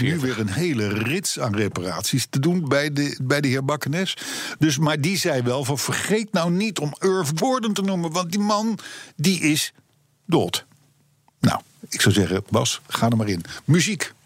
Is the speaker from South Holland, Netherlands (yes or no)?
yes; Voorschoten, South Holland, Netherlands; ik ben geboren en getogen in de Johan Willem Friesolaan te voorschoten op nummer 51